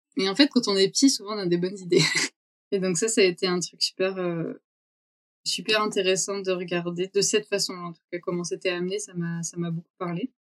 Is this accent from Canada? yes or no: no; Vaucluse, Provence-Alpes-Côte d'Azur, France; moved away as an adult; also born or lived in Brussels; Moi je suis euh, née dans le Vaucluse